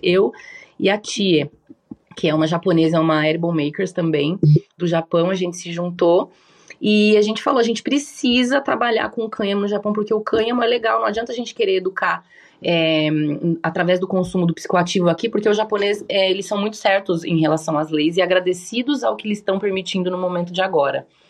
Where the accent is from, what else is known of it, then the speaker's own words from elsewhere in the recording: Brazil; moved away as an adult; also born or lived in Japan; now in Uruguay; eu sou brasileira